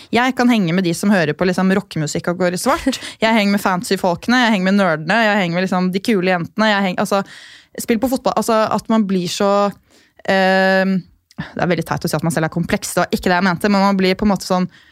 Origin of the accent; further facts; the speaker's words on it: Gol, Buskerud, Norway; moved away; jeg kommer fra Gol, som er en kommune med 4000 innbyggere